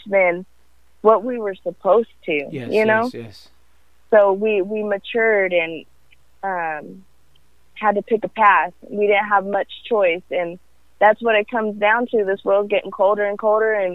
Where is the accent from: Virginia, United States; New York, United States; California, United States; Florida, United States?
California, United States; also born or lived in Africa; now in Texas, United States; I'm originally from California